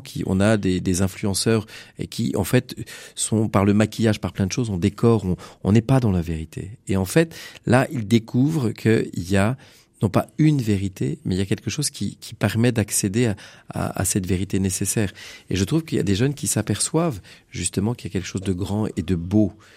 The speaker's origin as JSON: {"language": "French", "country": "France", "tie": "born or raised there", "said": "Je suis originaire de Bécon"}